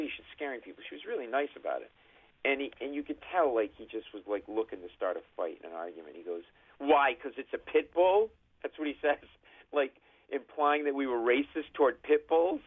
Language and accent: English; Providence, Rhode Island, United States; moved away as an adult; now in New York, United States; I grew up in Providence, Rhode Island